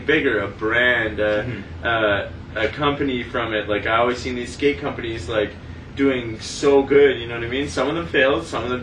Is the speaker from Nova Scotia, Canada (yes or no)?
no; Sudbury, Ontario, Canada; We moved from, like, the South End of Sudbury to the Valley